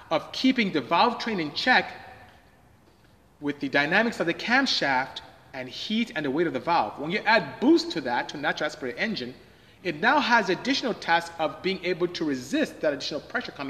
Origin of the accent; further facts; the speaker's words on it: Nigeria; moved away; I'm West African. I'm from Nigeria